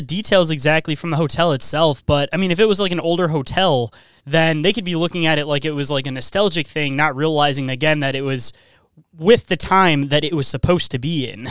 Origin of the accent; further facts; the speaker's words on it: Michigan, United States; I'm from Michigan